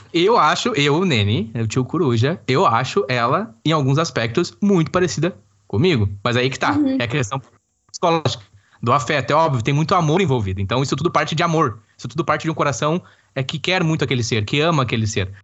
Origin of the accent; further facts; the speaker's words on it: Campo Bom, Rio Grande do Sul, Brazil; nós somos é, naturais do estado do Rio Grande do Sul, mais precisamente no Vale do Sino, cidade de Campo Bom ali naquela região onde nós desenvolvemos a boa parte da nossa infância e adolescência